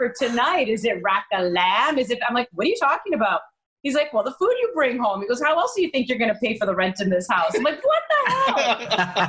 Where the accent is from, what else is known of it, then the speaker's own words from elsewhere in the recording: Maple, Ontario, Canada; from Maple, yes, I'm from the York Region area. That is where I am from.